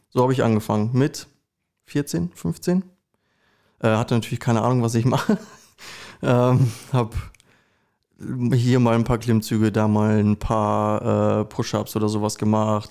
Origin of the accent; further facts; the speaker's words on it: Recke, North Rhine-Westphalia, Germany; moved away as an adult; also born or lived in Ibbenbüren; now in Osnabrück, Germany; ich bin ge geboren in Üppenbüren, aufgewachsen in Recke und wohne seit mittlerweile, ich glaube, sechs oder sieben Jahren in Osnabrück